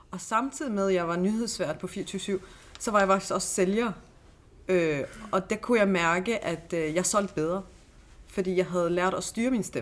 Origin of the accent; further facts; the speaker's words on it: Vollsmose, Southern Denmark, Denmark; jeg har jo selv øh, vokset op i Volsmose, hvor jeg har haft dialekt og lidt accent og sådan noget.